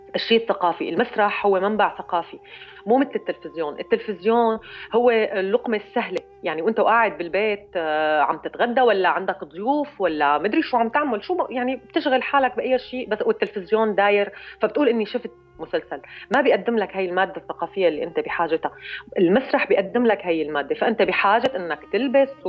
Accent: Syria; كسوريه كسوريه بنتمي لهي الارض ولهذا المكان

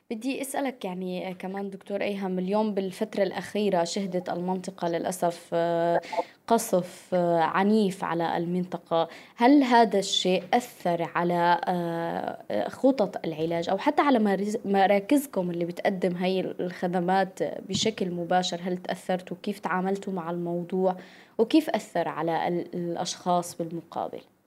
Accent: Syria; نحن بظروفنا كسوريين

